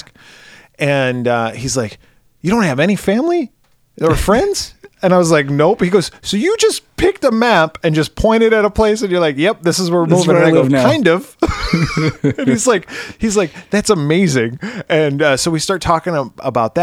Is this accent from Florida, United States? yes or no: no; Pennsylvania, United States